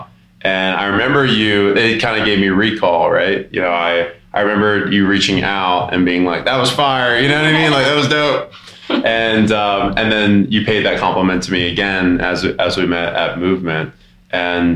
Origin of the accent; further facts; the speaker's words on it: Denver, Colorado, United States; I'm from Denver